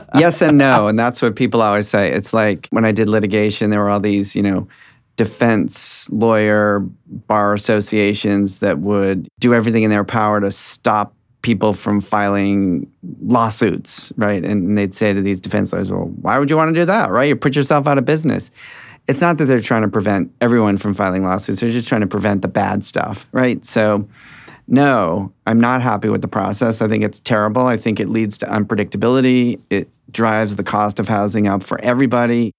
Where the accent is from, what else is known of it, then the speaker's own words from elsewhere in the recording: Lewiston, Maine, United States; moved away as an adult; now in Boston, United States; I grew up in Lewiston, Maine, and came to college and law school in Boston, and I've been here for 38 years.